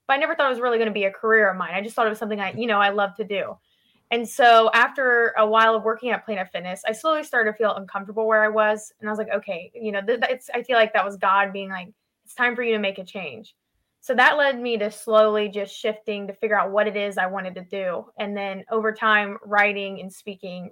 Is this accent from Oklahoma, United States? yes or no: no; Lima, Ohio, United States; I grew up in Ohio, a little town called Lima